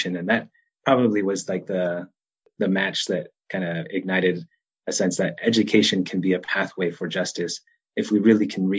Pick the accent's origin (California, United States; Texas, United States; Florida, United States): California, United States; Los Angeles; moved away as an adult; now in Chicago, United States; growing up in Los Angeles